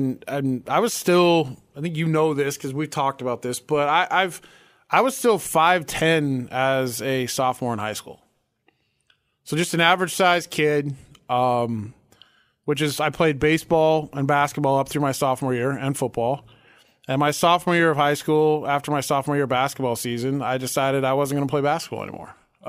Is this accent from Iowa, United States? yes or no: yes; Sioux Center, Iowa, United States; also born or lived in Spokane, Washington / Colorado; I was born in Sioux Center. Spent a little time in Spokane, Washington as a kid, and then back in Iowa, and then moved to Colorado